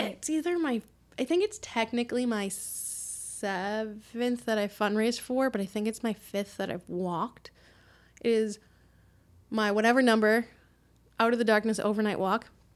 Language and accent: English; Quincy, Massachusetts, United States; we grew up in Quincy